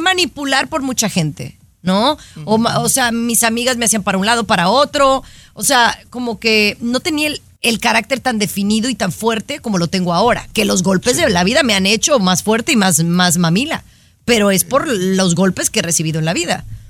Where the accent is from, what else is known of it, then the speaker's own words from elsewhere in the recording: Mexico; now in United States; siendo mexicana